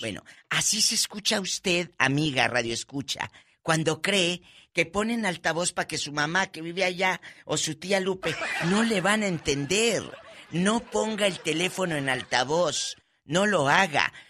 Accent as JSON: {"language": "Spanish", "town": "Matamoros", "region": "Tamaulipas", "country": "Mexico", "said": "en mi tierra, Matamoros, Tamaulipas"}